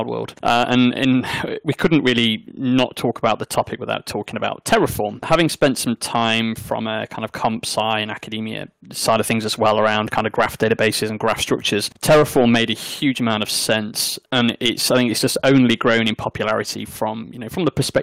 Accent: South Derbyshire, East Midlands, United Kingdom; accent: South Derbyshire; I'm from the Midlands, and my South Derbyshire accent, when I normally go full on native South Derby, it's the same.

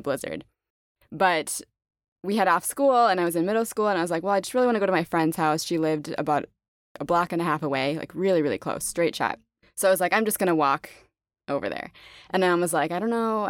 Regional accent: Fargo, North Dakota, United States; now in Austin, United States; I'm in Austin now, but I grew up in Fargo, North Dakota

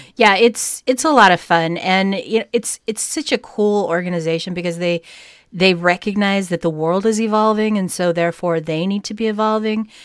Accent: United States; we're American

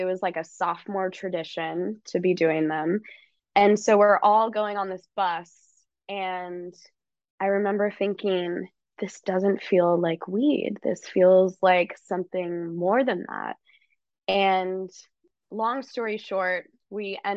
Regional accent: California, United States; I grew up in California

